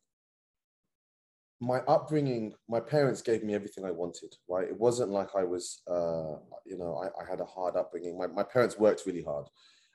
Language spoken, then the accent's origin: English; London, United Kingdom; I was born and raised in Northwest London